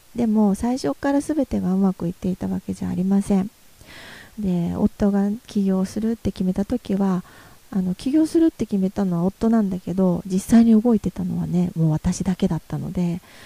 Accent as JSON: {"language": "Japanese", "region": "Yamaguchi", "country": "Japan", "tie": "born or raised there", "also_born_or_lived": "Tokyo / Nagoya", "moved": "as an adult", "said": "私のふるさとである山口県"}